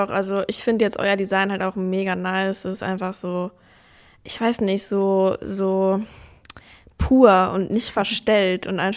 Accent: Neuhofen, Rhineland-Palatinate, Germany; also born or lived in Ludwigshafen; Und zwar, ich bin ähm, tatsächlich gar nicht in Ludwigshafen Mitte oder so groß geworden. Ich komme eigentlich aus Neuhofen. Also ich wurde zwar in Ludwigshafen geboren

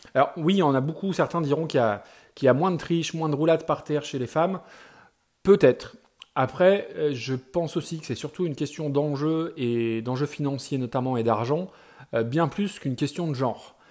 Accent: France; chez nous en France

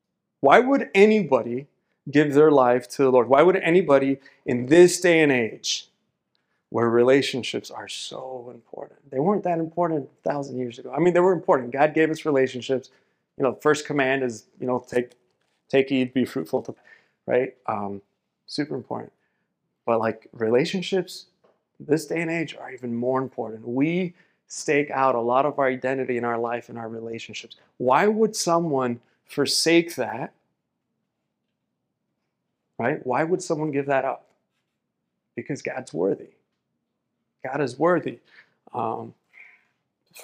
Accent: Miami, Florida, United States; I was born and raised in Miami, Florida

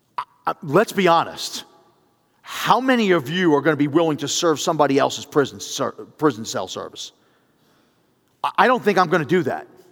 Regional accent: New York City, New York, United States; growing up in the Bronx

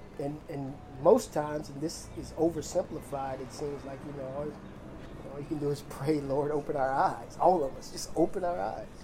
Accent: United States; being an American, because I am

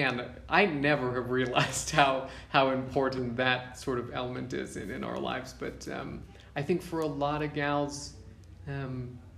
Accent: United States; moved away as an adult; now in Uganda; growing up in the States

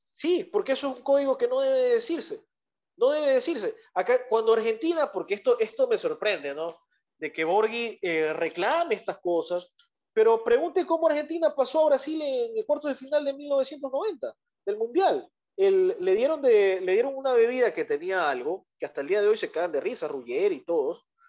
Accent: Ecuador; somos ecuatorianos

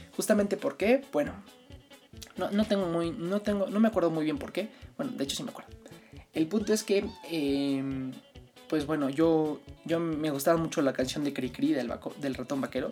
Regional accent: Mexico City, Mexico; Entonces yo nací el 11 de junio de 1999 en la Ciudad de México. Yo soy chilango

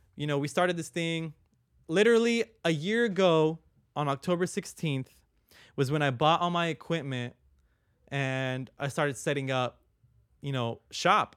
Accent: Long Beach, California, United States; I was born in Long Beach City. I lived in North Long Beach for, like, a good amount of my life

